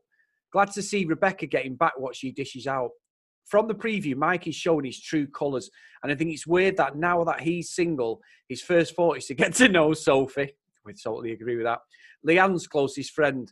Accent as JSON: {"language": "English", "town": "Manchester", "region": "North West England", "country": "United Kingdom", "tie": "born or raised there", "accent": "Mancunian", "said": "my Mancunian accent"}